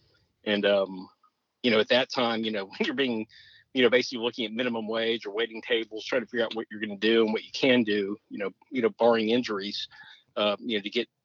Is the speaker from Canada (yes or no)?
no; Texas, United States; I answer Texan. I'm Texan through and through.